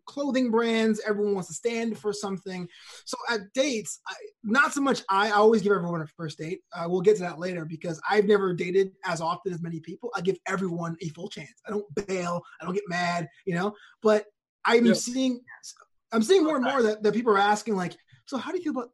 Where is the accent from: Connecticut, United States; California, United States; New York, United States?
New York, United States; New York City; I grew up in New York City in Brooklyn with a Caribbean family